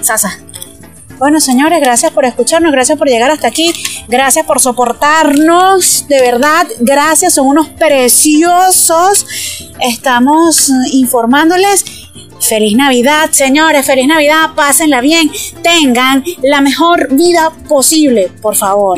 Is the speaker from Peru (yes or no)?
no; Los Llanos, Venezuela; yo también soy llanera y mi mamá es llanera